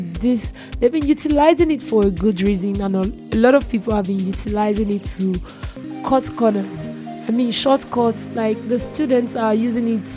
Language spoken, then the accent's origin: English; Nigeria; I am a Nigerian